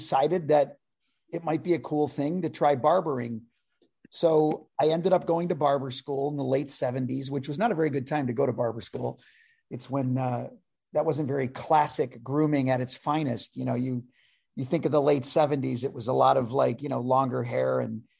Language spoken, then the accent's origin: English; LaSalle, Illinois, United States; moved away; also born or lived in London / Chicago; I grew up in a little town called LaSalle, Illinois